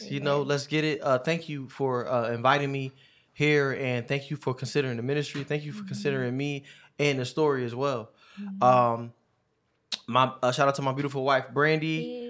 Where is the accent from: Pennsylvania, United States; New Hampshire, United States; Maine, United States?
Pennsylvania, United States; Philadelphia; I'm from Philadelphia, Pennsylvania, North Philly, you know how we say it, you know what I mean? So, I am 31 years old. I'll actually be 32 February 19th.